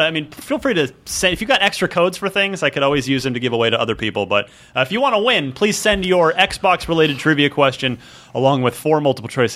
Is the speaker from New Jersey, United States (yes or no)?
yes; New Jersey, United States; … from Old Bridge, New Jersey, my home state